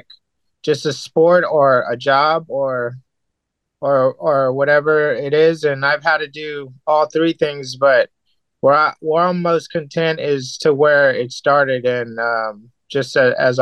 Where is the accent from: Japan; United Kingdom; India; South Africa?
Japan; moved away; in Japan, when I was growing up there